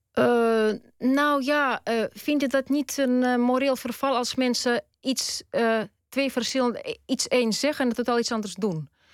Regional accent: Tallinn, Harju County, Estonia; first language Russian; Dutch is a second language; moved away as an adult; now in Netherlands; Ik ben Tataars, etnisch. Ik ben geboren in Tallinn. En ik ben Russisch-talig opgevoed. Dus Russisch is wel mijn moedertaal

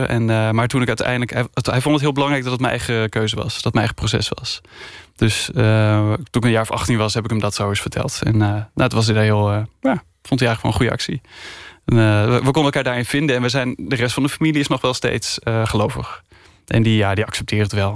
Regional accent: Spakenburg, Utrecht, Netherlands; ik ben opgegroeid in Spakenburg

